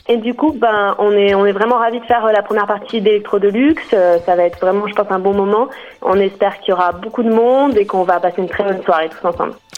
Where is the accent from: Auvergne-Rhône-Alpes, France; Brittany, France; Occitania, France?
Auvergne-Rhône-Alpes, France; Grenoble; on vient de Grenoble, du coup on est tous de Grenoble